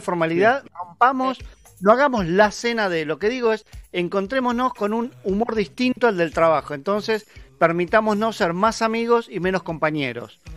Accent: Buenos Aires, Argentina; Somos porteños

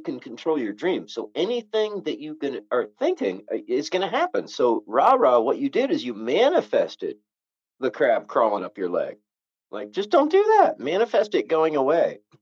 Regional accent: Novato, California, United States; I grew up 50 miles north of there in a little town called Novato

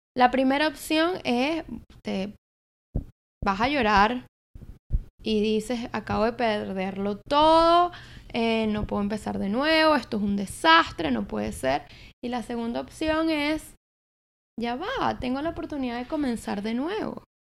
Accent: Caracas, Capital District, Venezuela; moved away as an adult; now in New York, United States; yo soy de Venezuela, nací en Caracas, que eres la capital

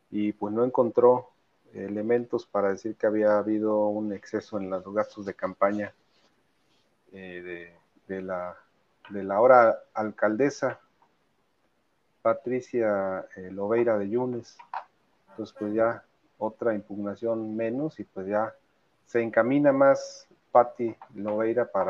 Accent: Poza Rica, Veracruz, Mexico; now in Coatepec, Mexico; bueno, yo, ya soy más de Coatepec.

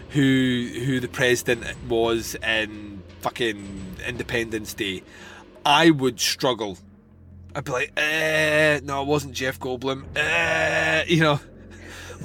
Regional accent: Scotland, United Kingdom; I come from Scotland

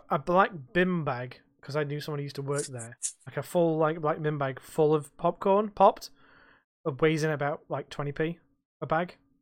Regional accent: United Kingdom; we're British

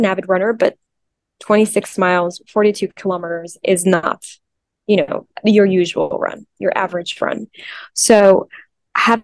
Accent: Mexico; I'm from Mexico, and there's a special connection between, I think, spirituality and my culture and my background being Mexican.

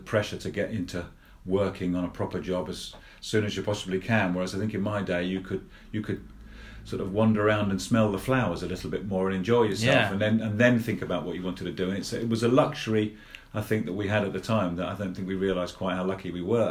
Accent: Luton, East of England, United Kingdom; now in Blaby, United Kingdom; I grew up in Luton, in Bedfordshire

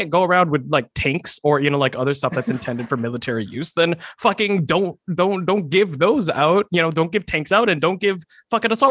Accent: Texas, United States; moved away; I grew up in Texas, so like I grew up around guns.

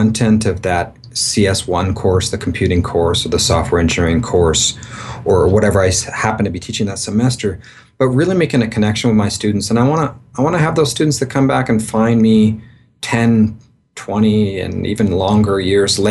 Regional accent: Victoria, British Columbia, Canada; moved away as an adult; also born or lived in east coast of Canada / Seattle, United States; now in Mexico; So I'm a Canadian. I grew up in Victoria, British Columbia, born and pretty well raised all my life there.

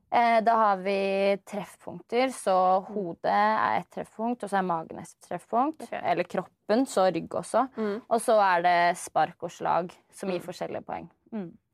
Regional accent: Oslo, Norway; Jeg er fra Oslo. Født og oppvokst i Oslo

